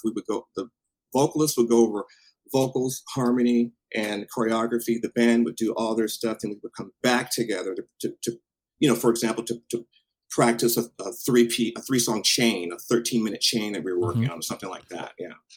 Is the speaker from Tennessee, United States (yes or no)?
no; Tacoma, Washington, United States; moved away; also born or lived in Alaska; born and raised in Tacoma